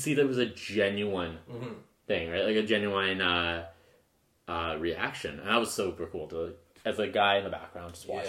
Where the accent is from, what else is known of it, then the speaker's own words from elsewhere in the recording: Medicine Hat, Alberta, Canada; now in Calgary, Canada; Off to my hometown.